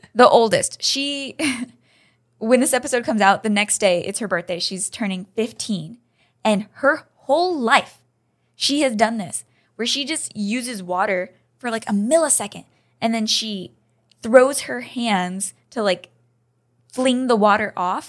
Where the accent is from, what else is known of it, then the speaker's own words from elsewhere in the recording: United States; I'm an American